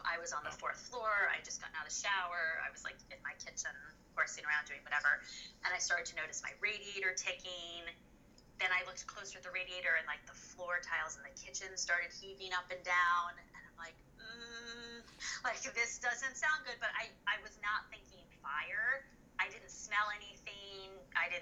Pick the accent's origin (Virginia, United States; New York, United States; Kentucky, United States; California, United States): New York, United States; Hudson Valley, upstate; I was born and raised in the Hudson Valley, which is in upstate New York.